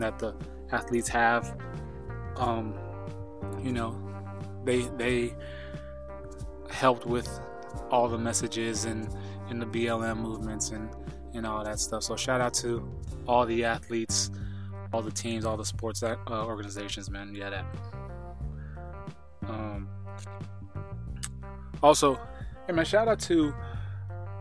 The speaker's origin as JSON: {"language": "English", "region": "Idaho", "country": "United States", "tie": "born or raised there", "moved": "yes", "said": "my hometown or a town near mine back in Idaho"}